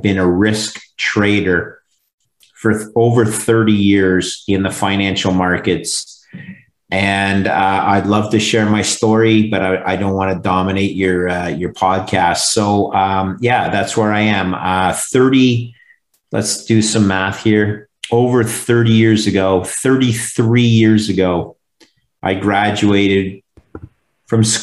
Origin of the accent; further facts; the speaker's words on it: Montreal, Quebec, Canada; that's my hometown